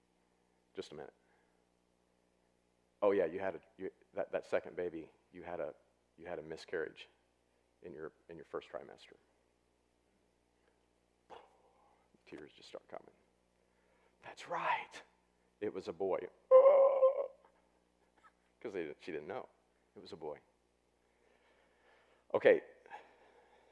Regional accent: Southwest Missouri, United States; I grew up in Southwest Missouri

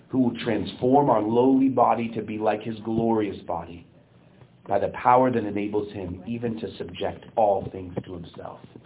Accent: United States

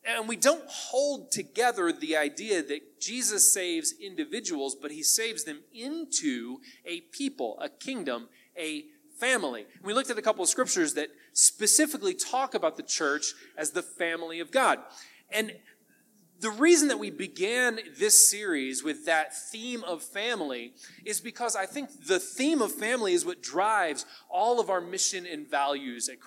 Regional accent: United States; We as American families

